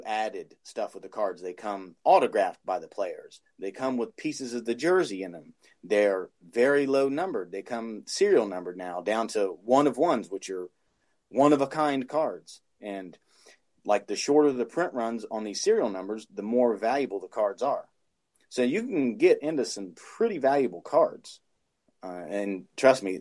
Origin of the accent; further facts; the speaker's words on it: Ohio, United States; I'm from Ohio